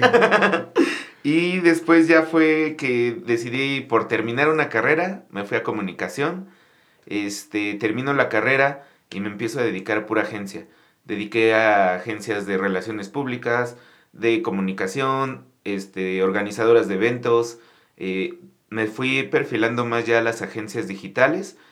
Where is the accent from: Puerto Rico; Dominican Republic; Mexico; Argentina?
Mexico; Mexico City; yo soy de aquí, de la Ciudad de México.